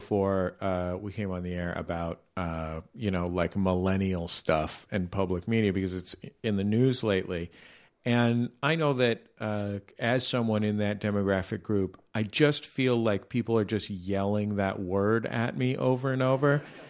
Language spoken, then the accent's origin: English; West Coast, United States; I didn't know a Puerto Rican American person until I was an adult. Because I'm from the West Coast.